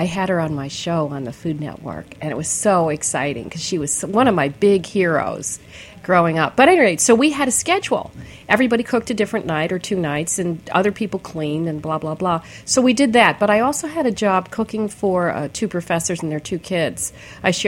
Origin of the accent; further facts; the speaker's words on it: New York City, New York, United States; moved away as an adult; also born or lived in Ann Arbor, Michigan; growing up in New York City, I always tutored